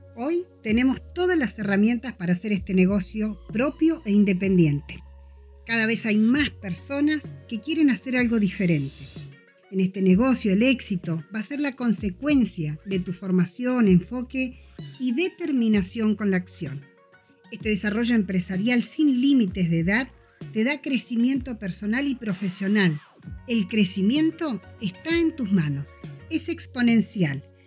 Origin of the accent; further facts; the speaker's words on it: Junín de los Andes, Neuquén, Argentina; moved away as an adult; now in Neuquén, Argentina; nací y me crié en Junín de los Andes, un pueblo de la provincia de Neuquén